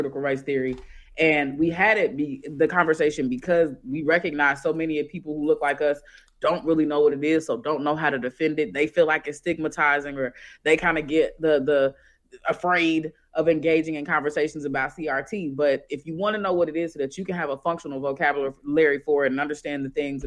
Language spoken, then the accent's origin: English; Kansas City, United States; now in California, United States; I'm from Kansas City